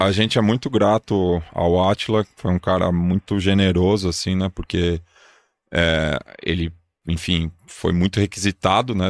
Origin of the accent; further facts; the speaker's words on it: São Paulo, Brazil; sou nascido e criado aqui há 37 anos